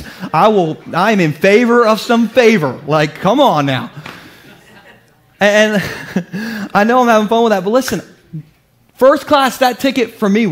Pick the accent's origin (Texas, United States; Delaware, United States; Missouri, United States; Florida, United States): Delaware, United States; Gumboro; I'm from Gumboro